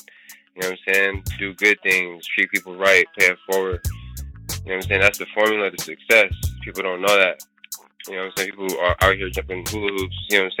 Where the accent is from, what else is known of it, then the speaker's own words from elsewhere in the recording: Union City, United States; I'm from Union City